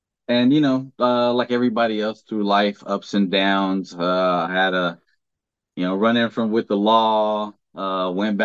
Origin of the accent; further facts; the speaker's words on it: Los Angeles, California, United States; born and raised in California, LA, and joined the military